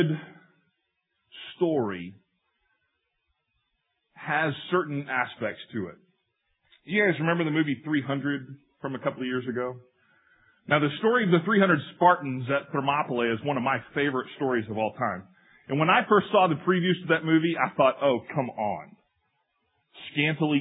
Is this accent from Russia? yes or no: no; Skellytown, Texas, United States; growing up in First Baptist Church of Skellytown, Texas